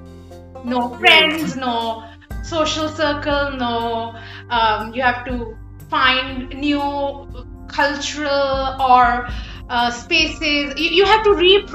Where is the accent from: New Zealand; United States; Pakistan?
Pakistan; Lahore, Punjab; English is a second language; moved away as an adult; also born or lived in United Kingdom; now in Canada; we were a colony and even though my first language isn't English